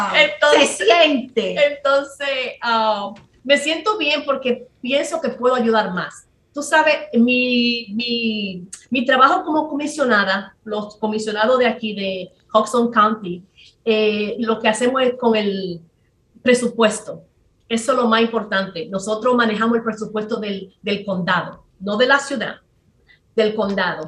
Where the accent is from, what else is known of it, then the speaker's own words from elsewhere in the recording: San Pedro de Macorís, Dominican Republic; moved away as an adult; also born or lived in New York / New Jersey; now in United States; en Macorís, que es de que yo soy